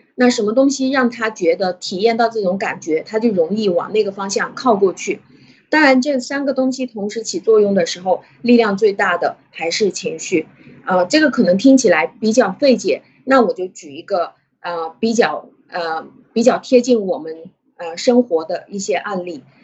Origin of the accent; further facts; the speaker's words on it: China; 我们中国人